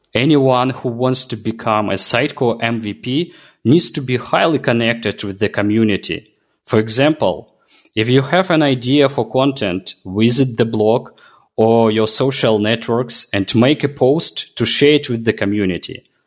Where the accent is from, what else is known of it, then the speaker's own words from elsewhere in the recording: Belarus; I'm from Belarus